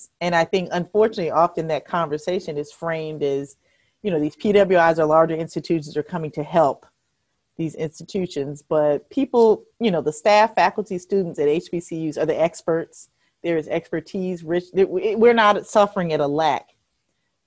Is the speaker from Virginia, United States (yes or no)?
yes; Hampton, Virginia, United States; I grew up in Hampton, Virginia